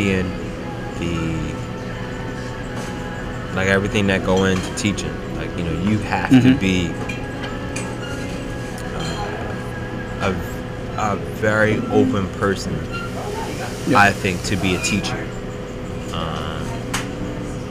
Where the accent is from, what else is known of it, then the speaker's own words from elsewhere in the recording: Philadelphia, Pennsylvania, United States; I'm still from North Philly